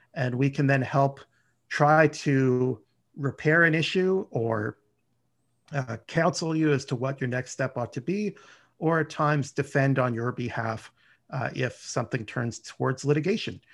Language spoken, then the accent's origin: English; Ottawa, Ontario, Canada; also born or lived in Montreal; I was born and raised in Ottawa